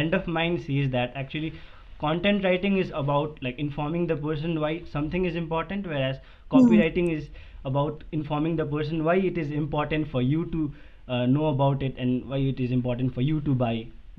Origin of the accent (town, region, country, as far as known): Sikkim, India; born or raised there